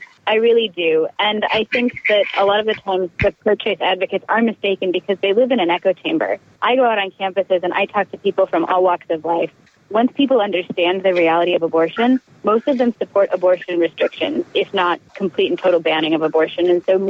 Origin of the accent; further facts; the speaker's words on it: Michigan, United States; in my home state